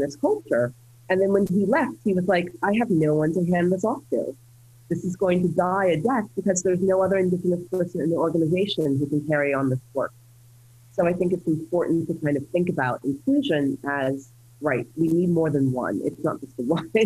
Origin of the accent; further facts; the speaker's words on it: United States; I'm an American citizen, I grew up in the US